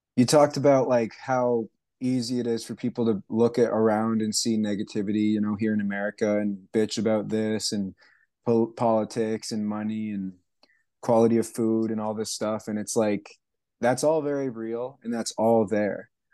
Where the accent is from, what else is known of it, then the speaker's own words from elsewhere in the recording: Canada; moved away as an adult; also born or lived in Hawaii / Alaska / Indonesia; now in Asheville, United States; I was born and raised in Canada. I left there when I was about nineteen